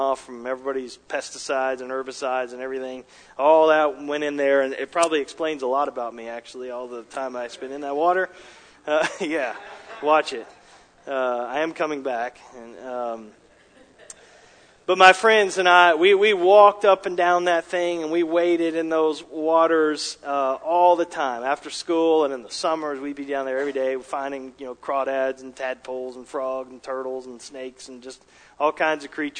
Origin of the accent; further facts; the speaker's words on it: Dallas, Texas, United States; also born or lived in Richardson, Texas; I grew up in Texas in the Dallas metro area